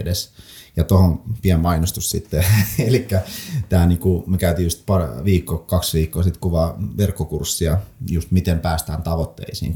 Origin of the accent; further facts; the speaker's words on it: Lappeenranta, South Karelia, Finland; also born or lived in Saint Petersburg, Russia; ne synnyn Pietarissa, vanhemmat päätti, että he lähdetään metsästään parempaa elämää niin sanotusti lasten puolesta ja Neuvostoliitto hajosi silloin ja oli mahdollisuus muuttaa Suomeen. Muutettiin oikeastaan siis varmaan neljä, nelihenkinen perhe ja neljä matkalaukkuu tyyli. Hypättiin junaa ja Suomeen ja sitten siinä niinku ekat vuodet asuttiin ihan kaupungin tämmöisessä niinku maahanmuuttajien